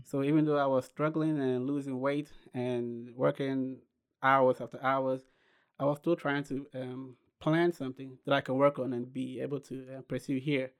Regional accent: Ghana; moved away as an adult; now in United States; I was born and raised in Ghana.

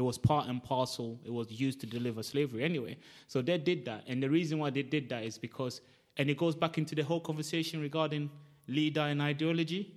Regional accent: Ghana; now in United Kingdom; I grew up in Ghana. I'm Ghanaian

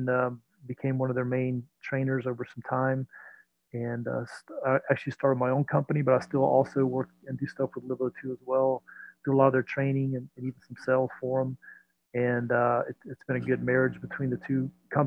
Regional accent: Belle Glade, Florida, United States; now in Atlanta, United States; I grew up down in the Florida Everglades, a small town called Belle Glade, right on Lake

